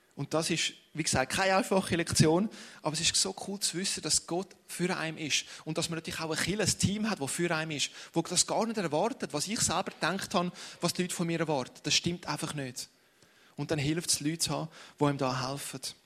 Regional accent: Ticino, Switzerland; ich bin Tessiner

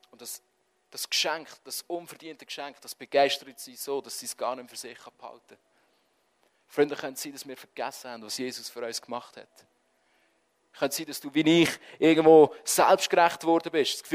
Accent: Switzerland; Wenn wir sind Schweizer. Wir es gerne im Griff haben.

